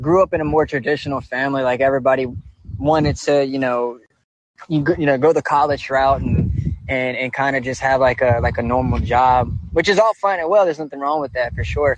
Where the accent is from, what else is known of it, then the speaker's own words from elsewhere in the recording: Baton Rouge, Louisiana, United States; growing up in Baton Rouge